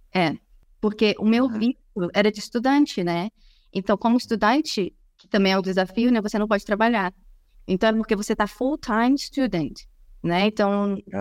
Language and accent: Portuguese; Brazil; moved away as an adult; now in Silicon Valley, United States; eu sou brasileira